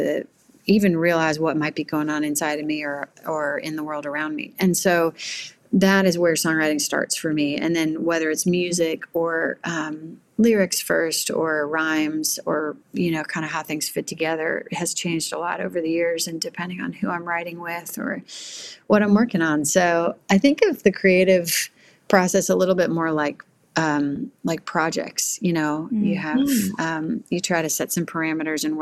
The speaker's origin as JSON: {"language": "English", "region": "Missouri", "country": "United States", "tie": "born or raised there", "moved": "yes", "lives_now": "Nashville, United States", "said": "I grew up originally in Missouri"}